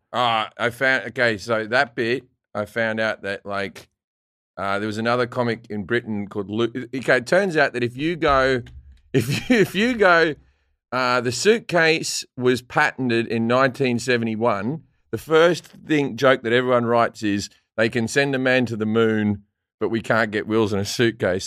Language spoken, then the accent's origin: English; Australia; an Australian